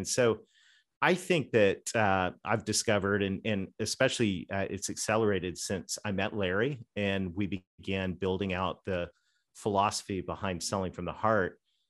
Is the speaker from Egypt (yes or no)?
no; Canada; accent: Southern; I'm a Canadian kid with a Southern accent, right?